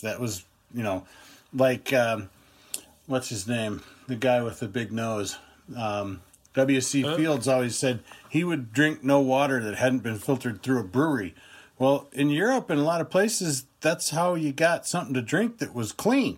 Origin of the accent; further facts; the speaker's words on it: United States; as an American